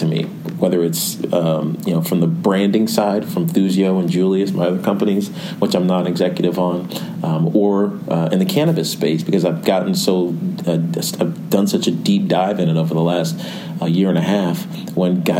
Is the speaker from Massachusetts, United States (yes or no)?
no; Roanoke, Virginia, United States; now in New York, United States; my hometown in Roanoke